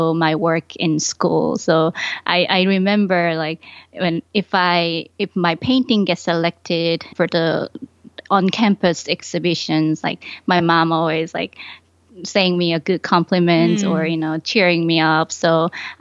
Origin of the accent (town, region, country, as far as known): Ulsan, South Korea; born or raised there; moved away as an adult; also born or lived in Busan, South Korea / Buffalo, New York, United States; now in Rochester, United States